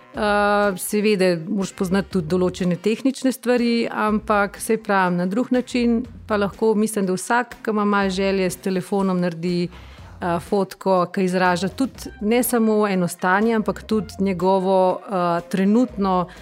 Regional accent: Bistrica pri Tržiču, Upper Carniola, Slovenia; moved away as an adult; sem iz Bistrice pri Tržiču

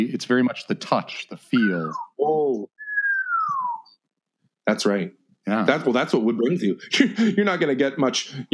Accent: Georgia, United States; I'm from Georgia.

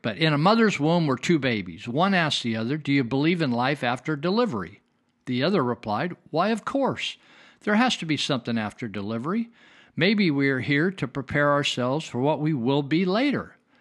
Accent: Marysville, California, United States; I was raised in California, and, uh, I was raised in a town called Marysville, small town of twelve thousand people

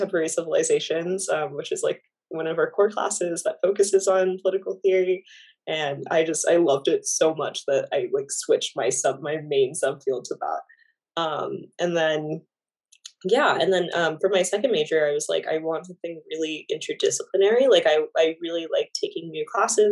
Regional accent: Florida, United States; moved away as an adult; now in New York City, United States; I'm from Florida, so like cold is just not fun

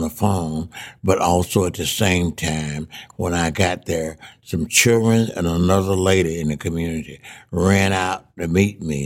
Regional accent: Mississippi, United States; moved away as an adult; I came back to Mississippi then in 1960

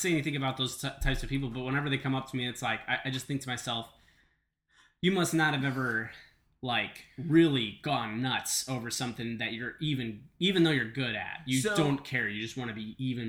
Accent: New Waterford, Nova Scotia, Canada; New Waterford. It's about as big as this table.

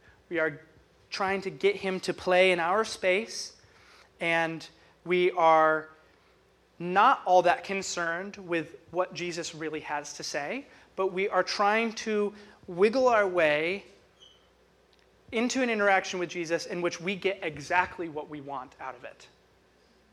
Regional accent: United States; as an American

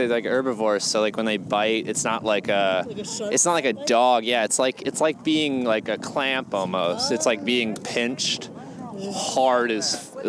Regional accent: the United States South, United States; moved away as an adult; also born or lived in Connecticut / Atlanta; now in New York City, United States; I'm a comic from the United States South. We are in Central Park, New York City, baby.

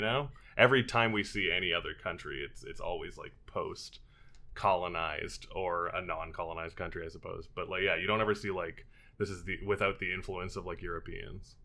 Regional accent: Edmonton, Alberta, Canada; growing up in Edmonton we had a few more theaters

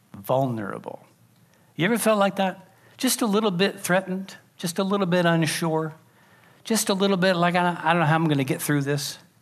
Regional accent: Pacific Grove, California, United States; I grew up in Pacific Grove, which is why I'm a little weird

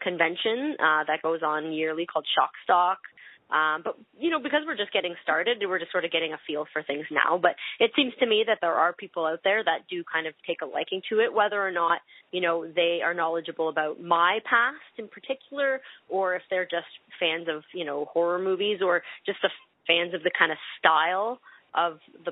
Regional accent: Canada; accent: Canadian; I'll be pronouncing all of my words in a Canadian accent.

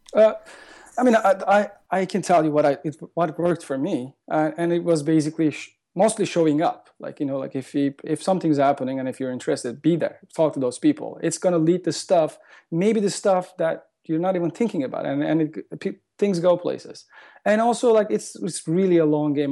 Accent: Turkey; moved away as an adult; also born or lived in London, United Kingdom; now in Los Angeles, United States; I am originally from Turkey, like, the last ten years. I've been living in L A, uh, but most majority of my life I spent in Turkey

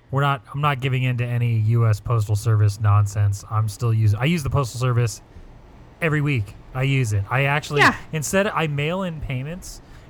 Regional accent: Anaheim, California, United States; when I was a kid growing up in Anaheim

